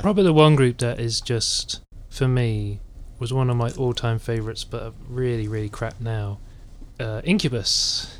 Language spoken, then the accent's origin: English; England, United Kingdom; I'm English